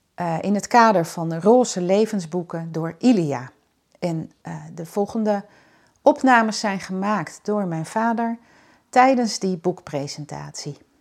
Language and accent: Dutch; Schagen, North Holland, Netherlands; moved away as an adult; ik kom ook uit Schagen, tenminste. Daar heb ik van mijn vierde tot mijn achttiende gewoond.